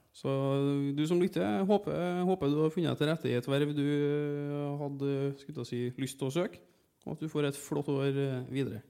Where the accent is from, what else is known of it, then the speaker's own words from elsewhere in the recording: Trondheim, Trøndelag, Norway; also born or lived in Oslo; når jeg kommer fra Trondheim